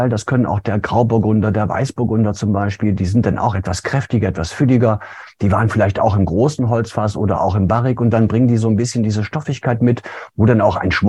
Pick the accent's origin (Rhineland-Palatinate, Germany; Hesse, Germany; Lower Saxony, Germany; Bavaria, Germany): Rhineland-Palatinate, Germany; Ist ja meine Heimat, ne? wenn man hier mit Wein aufwächst und wenn man in den Weinbergen unterwegs ist, die Winzer als Freunde hat